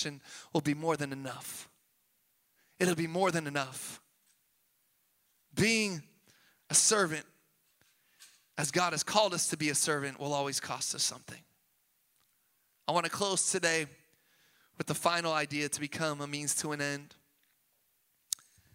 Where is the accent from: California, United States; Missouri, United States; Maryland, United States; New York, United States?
California, United States; Sacramento; moved away; also born or lived in Boston; I'm from Sacramento, man. We speak correctly